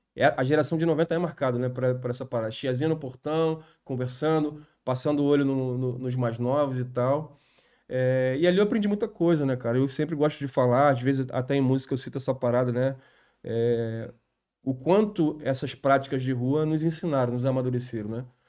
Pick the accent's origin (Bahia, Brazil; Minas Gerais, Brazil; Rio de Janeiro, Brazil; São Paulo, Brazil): Rio de Janeiro, Brazil; also born or lived in Vista Alegre; eu sou nascido é e criado no, no, no Irajá